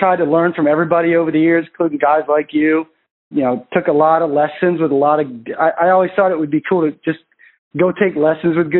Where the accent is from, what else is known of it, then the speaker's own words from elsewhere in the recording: Maine, United States; I'm from Maine